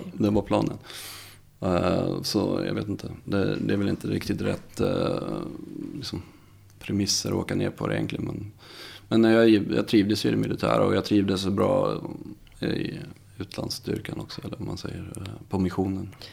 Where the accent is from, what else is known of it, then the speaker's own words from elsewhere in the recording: Visby, Gotland, Sweden; moved away as an adult; jag kommer från Gotland, Visby. Ehm, jag är född där, bodde där i 20 år.